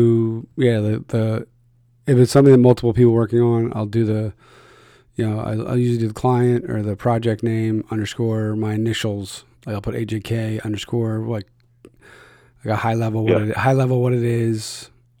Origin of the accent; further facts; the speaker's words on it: Philadelphia, Pennsylvania, United States; I'm from Philly.